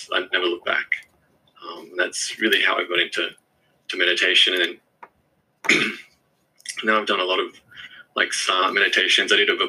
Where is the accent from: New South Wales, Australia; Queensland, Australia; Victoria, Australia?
New South Wales, Australia; Forestville; So I grew up in Forestville. Okay. That's where I went to primary school and high school.